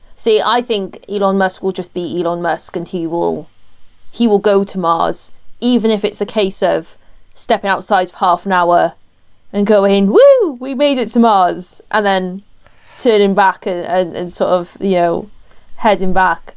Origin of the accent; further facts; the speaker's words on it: Welsh, Wales, United Kingdom; I'm Welsh and we're perpetually jolly because we live somewhere that rains ninety percent of the time